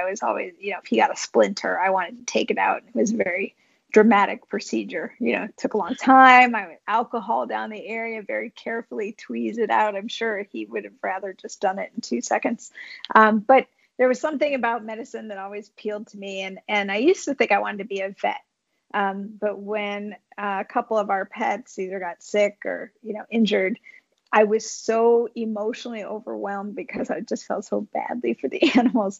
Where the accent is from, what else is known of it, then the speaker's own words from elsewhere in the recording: California, United States; moved away as an adult; also born or lived in Boston, Massachusetts / Bay Area; now in Connecticut, United States; I was born in Boston, but grew up a Californian.